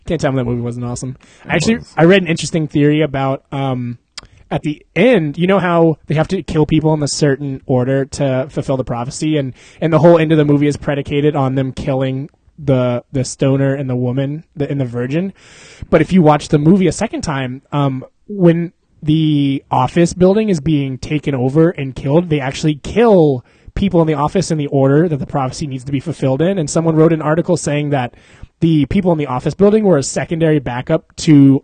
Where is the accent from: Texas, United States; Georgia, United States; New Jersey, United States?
Texas, United States; I grew up in Texas